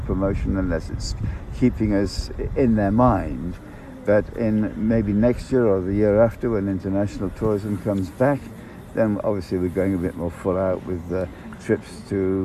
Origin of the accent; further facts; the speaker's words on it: Northumberland, North East England, United Kingdom; moved away as an adult; also born or lived in Sweden / Bermuda; now in South Africa; I was born in Northumberland, England, where the porridge comes from